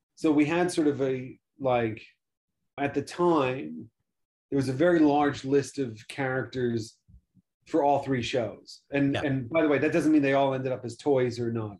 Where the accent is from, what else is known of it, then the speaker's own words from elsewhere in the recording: New York, United States; growing up in New York